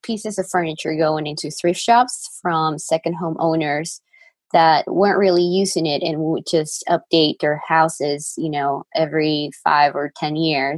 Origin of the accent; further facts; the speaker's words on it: Lima, Peru; moved away as an adult; now in Colorado, United States; I am from Lima, Peru. I grew up there. I lived there my whole life.